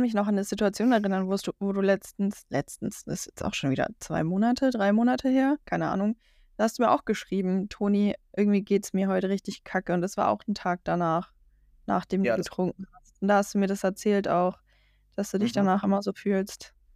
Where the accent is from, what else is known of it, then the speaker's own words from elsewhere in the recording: Franconia, Bavaria, Germany; Ich, ich komme aus Franken, aber Franken ist in Bayern